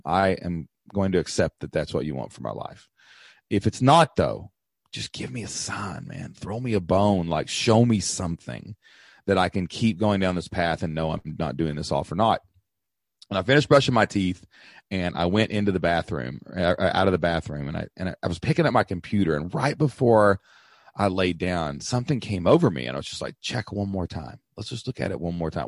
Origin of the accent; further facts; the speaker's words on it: Southeast Kentucky, United States; I grew up in Southeast Kentucky